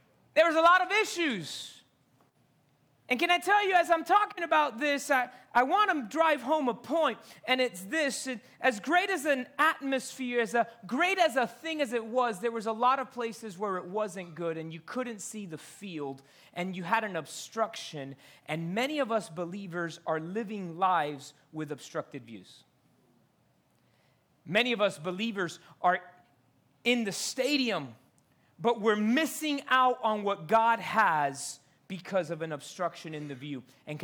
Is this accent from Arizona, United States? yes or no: no; Miami, Florida, United States; I grew up here in Miami going to University of Miami football games in the Orange Bowl